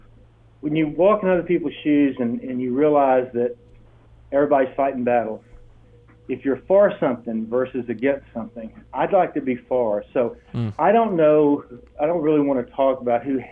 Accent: Brownwood, Texas, United States; I was known that in Brownwood, Texas.

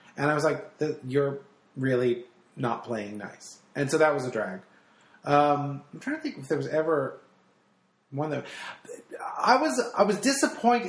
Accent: New Jersey, United States; I'm Italian. I'm from New Jersey

